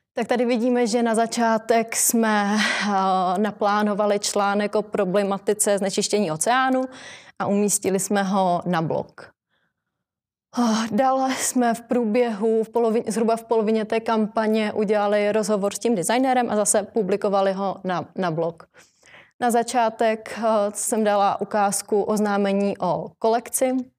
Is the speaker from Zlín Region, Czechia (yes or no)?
no; Ostrava, Moravian-Silesian Region, Czechia; now in Prague, Czech Republic; žiju v Praze, že jako často cestuju do Ostravy, protože jsem z Ostravy